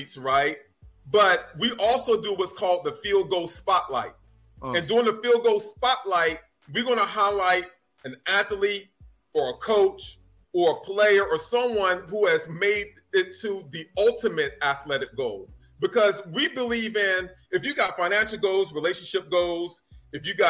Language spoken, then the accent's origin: English; North Carolina, United States; I grew up in North Carolina